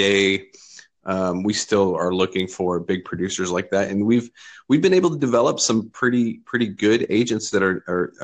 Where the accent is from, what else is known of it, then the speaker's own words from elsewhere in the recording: Lexington, Kentucky, United States; I am from Lexington, Kentucky. I own a large real estate brokerage here